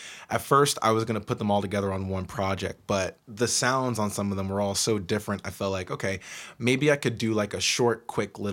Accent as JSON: {"language": "English", "region": "Georgia", "country": "United States", "tie": "born or raised there", "moved": "yes", "lives_now": "Seattle, United States", "said": "growing up in Georgia as a kid"}